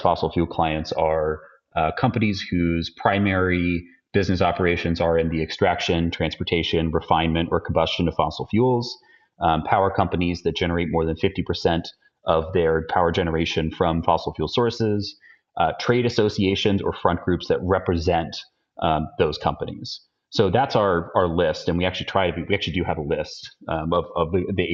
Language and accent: English; Austin, Texas, United States; in Austin, Texas, which is my hometown where I live now